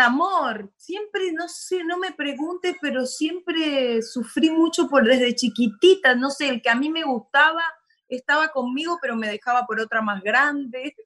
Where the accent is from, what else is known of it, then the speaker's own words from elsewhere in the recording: Concordia, Entre Ríos, Argentina; Orgullosamente panza verde, entre entrerriana de Concordia Entre Ríos